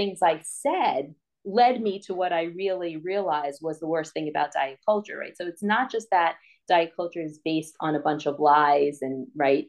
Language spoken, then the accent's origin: English; New York, United States; I'm from New York and I can't pronounce my H's